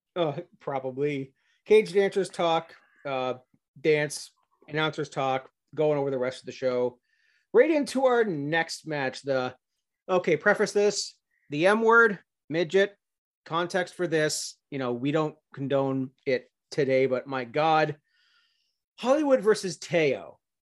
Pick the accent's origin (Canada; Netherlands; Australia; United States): Canada